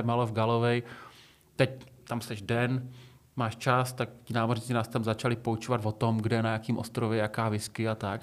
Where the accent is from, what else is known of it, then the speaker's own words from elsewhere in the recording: Šumperk, Olomouc Region, Czechia; jsem běhal u nás v Šumperku